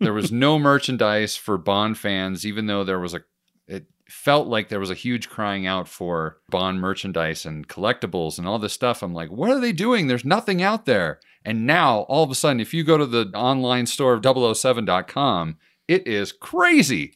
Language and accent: English; United States; me being an American